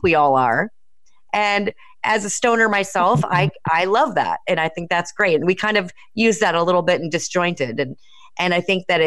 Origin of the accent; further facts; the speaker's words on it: Los Angeles, California, United States; growing up in the Valley in Tarzana